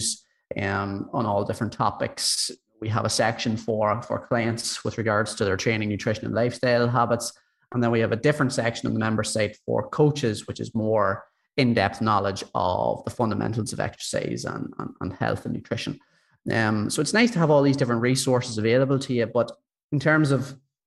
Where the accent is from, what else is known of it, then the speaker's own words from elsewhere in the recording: County Monaghan, Ulster, Ireland; now in Dublin, Ireland; I'm from Monaghan originally, County Monaghan, but I'm living in Dublin at the moment